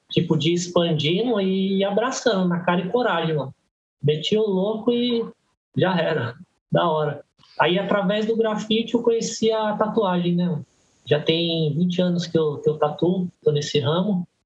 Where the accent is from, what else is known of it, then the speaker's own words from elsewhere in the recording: Guarulhos, São Paulo, Brazil; also born or lived in Belenzinho, São Paulo; sou de Guarulhos há 43 anos. Nasci no Belenzinho, mas desde pequeno é, vim para Guarulhos, então sou guarulhense